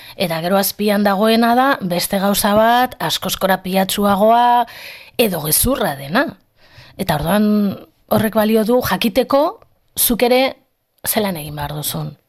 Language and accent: Basque; Bilbao, Basque Country, Spain; ni bizi naiz, hasi naiz eta jaio nintzen eremu erdaldun batean. E, deustu barra naiz